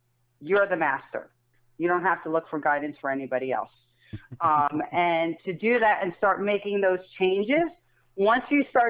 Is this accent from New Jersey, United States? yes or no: yes; Colts Neck, New Jersey, United States; I grew up in Colts.